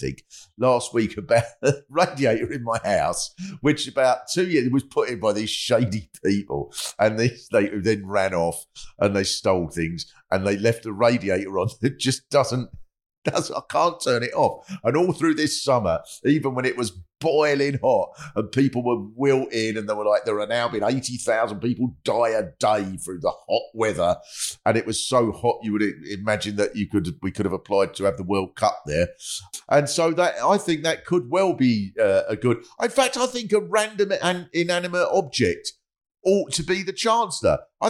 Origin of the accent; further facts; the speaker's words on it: Hexham, North East England, United Kingdom; I know that we sound like we're northeast and all that, but we're from Hexham, I promise it's not Newcastle.